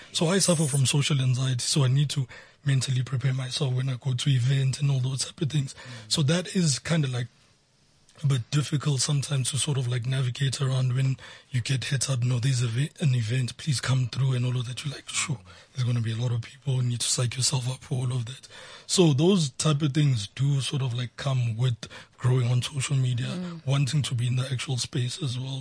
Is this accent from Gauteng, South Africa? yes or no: yes; Soweto, Gauteng, South Africa; I was born and bred in Soweto